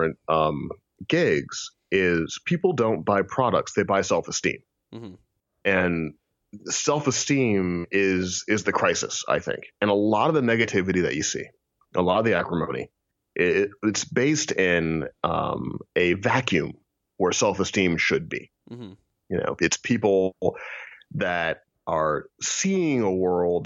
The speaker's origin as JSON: {"language": "English", "town": "St. Louis", "region": "Missouri", "country": "United States", "tie": "born or raised there", "moved": "yes", "lives_now": "Kansas, United States", "said": "I grew up in St. Louis, Missouri"}